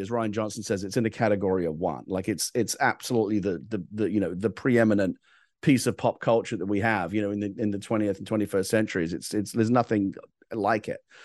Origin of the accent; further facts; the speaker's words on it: England, United Kingdom; I'm from England